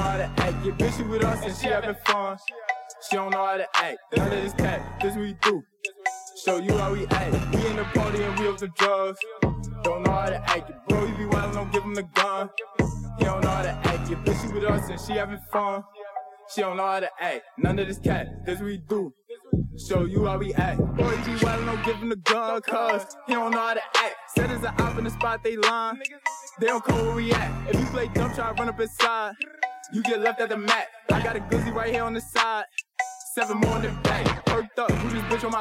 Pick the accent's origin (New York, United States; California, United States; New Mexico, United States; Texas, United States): New York, United States; New York City; I'm from Bed-Stuy, Tongans, Sumner.